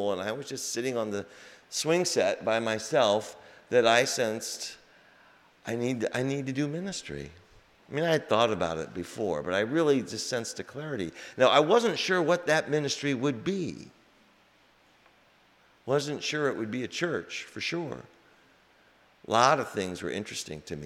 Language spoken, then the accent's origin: English; Des Moines, Iowa, United States; moved away as an adult; also born or lived in Hutchinson, Kansas / Spencer, Iowa / New Jersey / South Boston; now in Boston, United States; I grew up in Des Moines, born in Kansas, Hutchinson, Kansas, on the other side of the rainbow. And I grew up in Des Moines